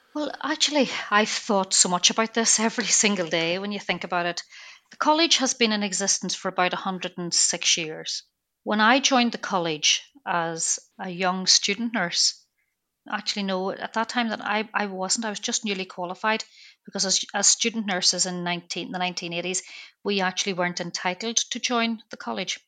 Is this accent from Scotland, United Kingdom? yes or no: no; Belfast, Northern Ireland, United Kingdom; moved away; I'm from Belfast